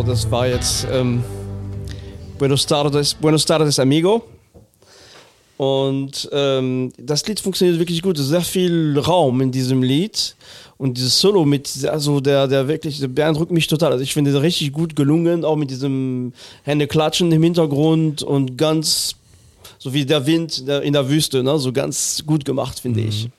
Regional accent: Lorraine, Grand Est, France; now in Cologne, Germany; Vorbach ist in Lothringen, äh, nicht weit von meiner Heimat

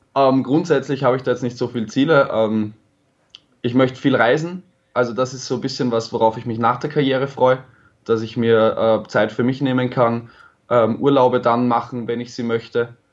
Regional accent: Vienna, Austria; meine Heimatstadt Wien

